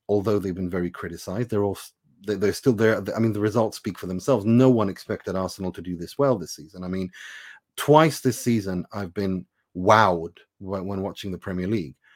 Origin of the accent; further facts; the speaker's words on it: Sweden; also born or lived in Iran; I am born in Iran. I was raised in Sweden